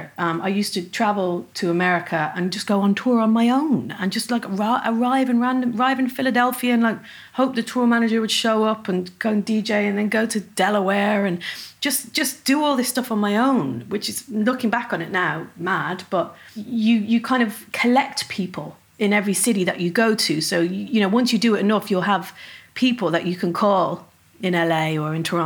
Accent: Dublin, Leinster, Ireland; accent: Dublin; my Dublin accent

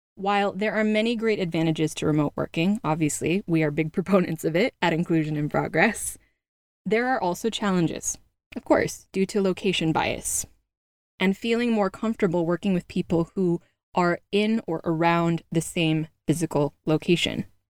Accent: California, United States; moved away; out in California, my home state

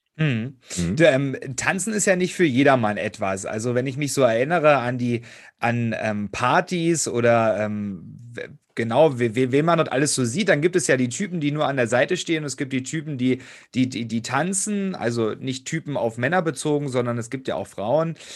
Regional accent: Hoyerswerda, Saxony, Germany; meiner Heimatstadt in Hoyerswerda, das ist auch bei Cottbus

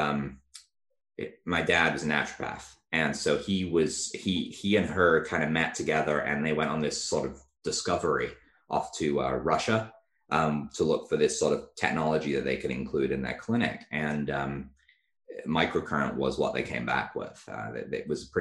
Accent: England, United Kingdom; I grew up in England.

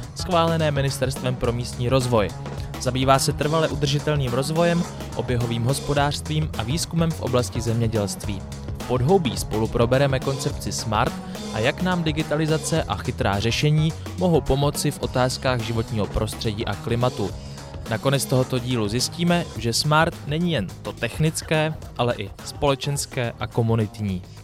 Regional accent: Písek, South Bohemian Region, Czechia; já jsem shodou okolností z Písku

